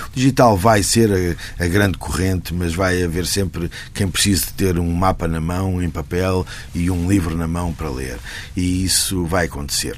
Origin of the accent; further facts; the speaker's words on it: Lisbon, Portugal; also born or lived in Porto / Milan; eu sou de Lisboa